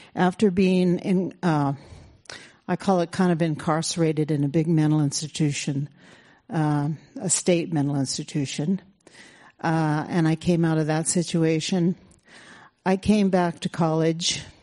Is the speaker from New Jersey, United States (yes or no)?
no; California, United States; I'm an urban Indian, born and raised in California